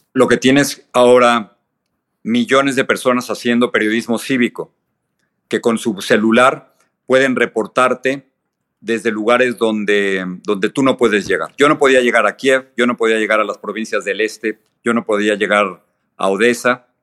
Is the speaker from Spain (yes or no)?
no; Mexico City, Mexico; tú y yo somos de la Ciudad de México